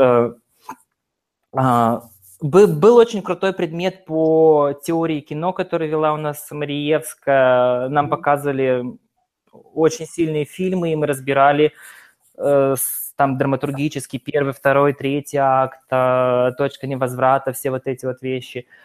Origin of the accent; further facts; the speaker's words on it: Yekaterinburg, Sverdlovsk Oblast, Russia; я из Екатеринбурга